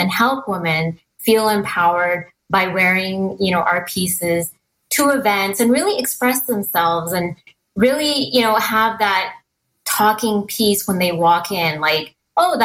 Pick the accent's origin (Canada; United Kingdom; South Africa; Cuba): Canada; Merritt, British Columbia; I grew up in a very small town called Merritt, BC